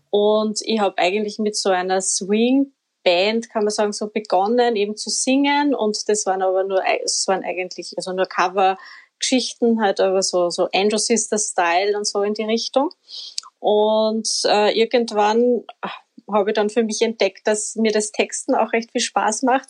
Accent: Upper Austria, Austria; now in Vienna, Austria; ich bin ja kein Wienerin, das muss man, das hört man wahrscheinlich eh auch. Also ich komme aus Oberösterreich

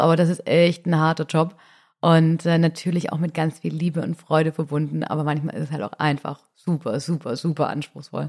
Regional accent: Swabia, Baden-Württemberg, Germany; Ich bin nämlich auch Mädle vom Land ich komme aus dem Schwaberländle

